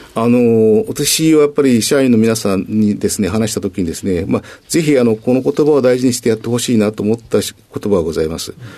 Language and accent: Japanese; Minabe, Wakayama, Japan; 和歌山県のですね、あの、みなべ町っていうところなんですけども